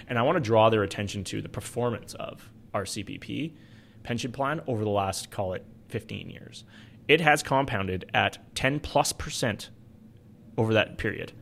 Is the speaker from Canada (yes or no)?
yes; Alberta, Canada